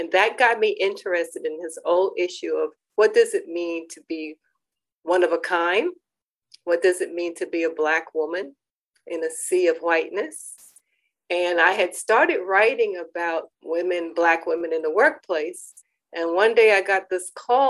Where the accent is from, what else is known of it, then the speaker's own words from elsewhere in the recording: New York City, New York, United States; also born or lived in Tignall, Georgia; We grew up very poor in Manhattan, Brooklyn, and then ended up in the Bronx